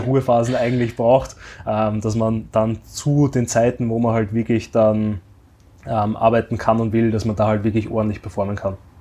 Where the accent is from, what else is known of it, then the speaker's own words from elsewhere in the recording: Austria; bei uns in Österreich